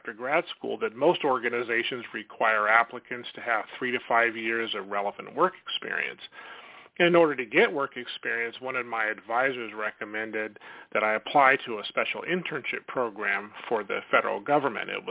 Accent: Sacramento, California, United States; I grew up in Sacramento.

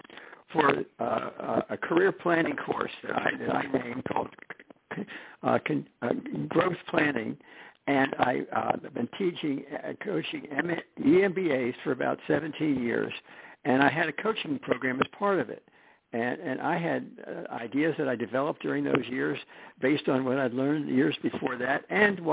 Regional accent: East Coast, United States; moved away as an adult; also born or lived in Jersey Shore, New Jersey; now in Rolling Hills, United States; I'm from the East Coast originally

